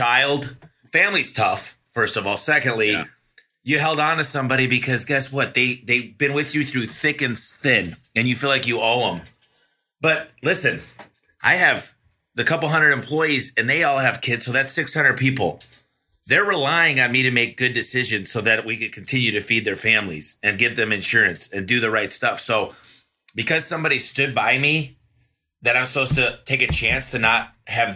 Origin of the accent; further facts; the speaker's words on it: Michigan, United States; growing up in Michigan